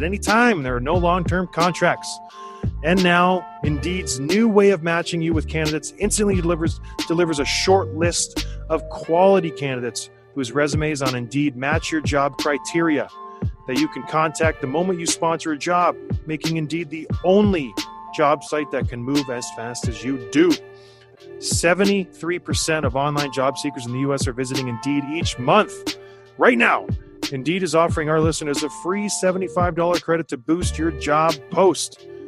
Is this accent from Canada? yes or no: yes; Canada; I'm Canadian.